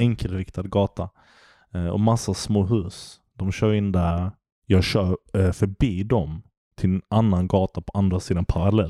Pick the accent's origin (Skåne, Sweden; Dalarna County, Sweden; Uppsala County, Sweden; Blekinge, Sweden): Skåne, Sweden; Malmö; jag är uppvuxen i Malmö